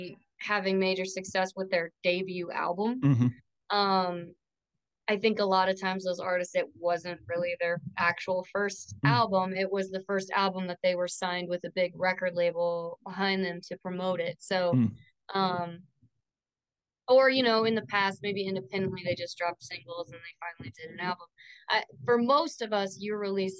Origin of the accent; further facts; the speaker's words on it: Kansas, United States; now in Nebraska, United States; I'm from Kansas. I actually live in Nebraska right now.